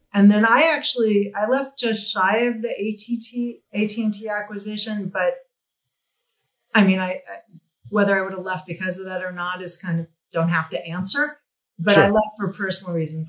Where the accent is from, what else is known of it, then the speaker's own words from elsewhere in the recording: New Mexico, United States; moved away; I came from New Mexico. I studied fine art in New Mexico.